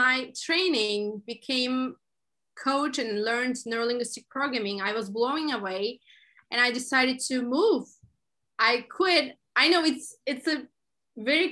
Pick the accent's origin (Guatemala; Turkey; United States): Turkey; I'm originally from Turkey